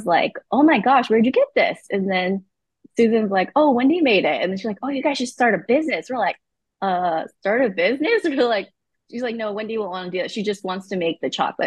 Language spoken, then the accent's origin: English; Santa Rosa, California, United States; also born or lived in Malaysia / Emeryville, California / San Pablo, California; we grew up in Emeryville for a while, eventually moved to San Pablo, California, and then Santa Rosa.